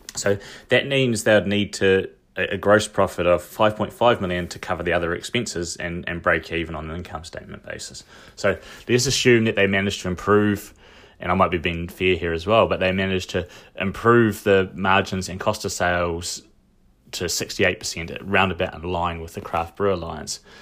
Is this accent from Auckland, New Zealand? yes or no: no; Dunedin, Otago, New Zealand; also born or lived in United Kingdom; I knew some alcoholics when I was growing up in Dunedin